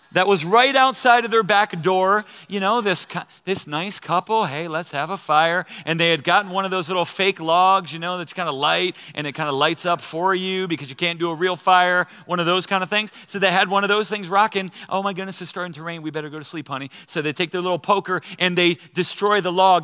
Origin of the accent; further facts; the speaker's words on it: New Jersey, United States; moved away as an adult; also born or lived in Pennsylvania; I grew up in the great state of New Jersey.